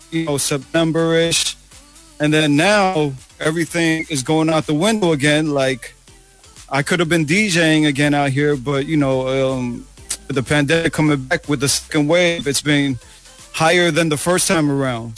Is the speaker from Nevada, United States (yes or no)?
no; New York City, New York, United States; now in Toronto, Canada; we didn't even know what a Filipino was growing up in New York City